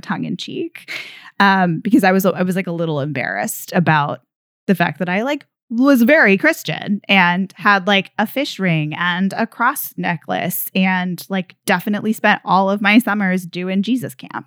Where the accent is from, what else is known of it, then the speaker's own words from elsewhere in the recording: Texas, United States; I grew up in, um, in Texas, as I mentioned, and I grew up Presbyterian